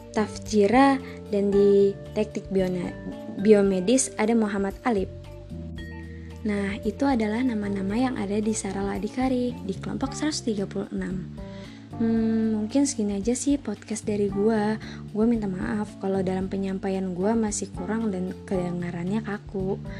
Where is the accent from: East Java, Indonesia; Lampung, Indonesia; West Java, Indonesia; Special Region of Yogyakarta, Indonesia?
Lampung, Indonesia; Bandar Lampung; Gua berasal dari Bandar Lampung